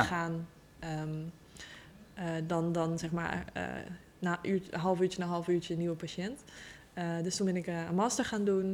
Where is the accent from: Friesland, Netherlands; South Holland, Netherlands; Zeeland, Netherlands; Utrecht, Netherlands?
Utrecht, Netherlands; ik kom uit Utrecht, ben ook geboren in Utrecht. en eh, ik woon nog steeds in Utrecht.